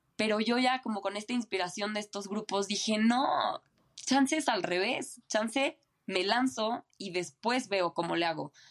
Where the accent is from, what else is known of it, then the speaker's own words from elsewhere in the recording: Mexico City, Mexico; moved away as an adult; nací en Ciudad de México, viví toda mi vida aquí en Ciudad de México